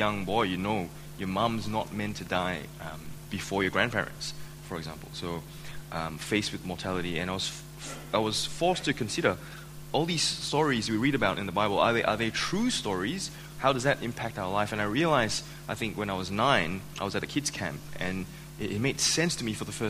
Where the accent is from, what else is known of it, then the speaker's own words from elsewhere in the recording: Malaysia; now in Australia; I was born and raised in Malaysia.